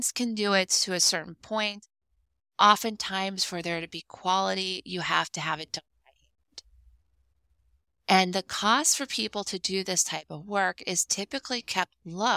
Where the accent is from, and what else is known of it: United States